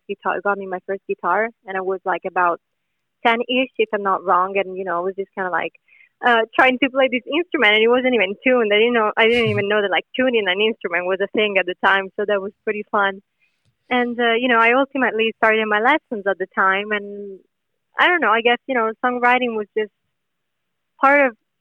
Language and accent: English; Italy; English is a second language; moved away; we have a lot of great songwriters back in Italy